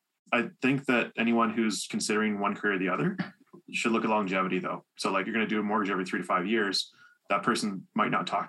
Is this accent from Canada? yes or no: yes; Sarnia, Ontario, Canada; moved away as an adult; now in London, Canada; So I'm living in London, Ontario, but I'm from Sarnia. Been here about 10 years now, almost 11.